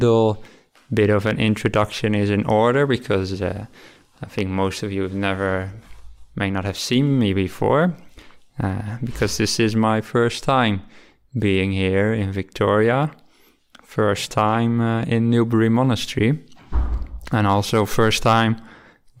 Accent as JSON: {"language": "English", "town": "Rotterdam", "region": "South Holland", "country": "Netherlands", "tie": "born or raised there", "also_born_or_lived": "Delft", "moved": "as an adult", "lives_now": "Australia", "said": "I'm from the Netherlands, where I was born near the city of Rotterdam, and I lived there my whole youth."}